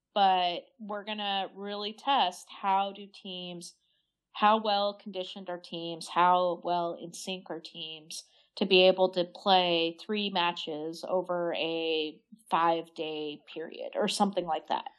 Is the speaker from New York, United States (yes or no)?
no; Idaho, United States; growing up in Idaho